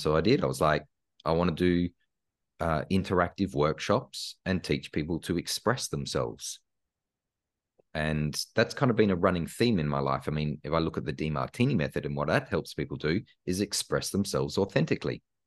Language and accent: English; Australia; born or raised there; moved away as an adult; also born or lived in Karlsruhe, Germany / Los Angeles, United States